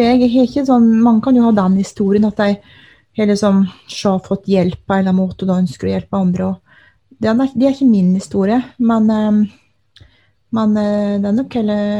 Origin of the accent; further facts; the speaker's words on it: Telemark, Norway; now in Alta, Norway; jeg er eh, opprinnelig fra Telemark, men har bodd her i Alta i over 20 år.